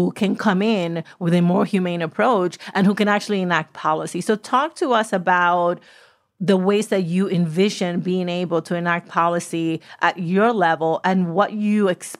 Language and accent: English; New York City, New York, United States; I grew up in the South Bronx in the 80s and 90s in New York City